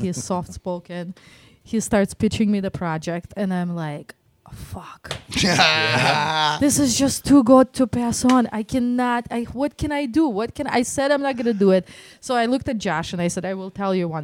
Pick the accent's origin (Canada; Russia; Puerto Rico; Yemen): Russia; Moscow; accent: Russian Detroit; now in Detroit, United States; I grew up in Moscow.